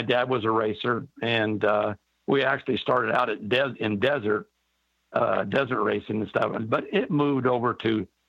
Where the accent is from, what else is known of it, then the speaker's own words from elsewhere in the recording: San Gabriel, California, United States; I was born in San Gabriel, California, which is basically a suburb of Los Angeles, probably 20 miles east of LA.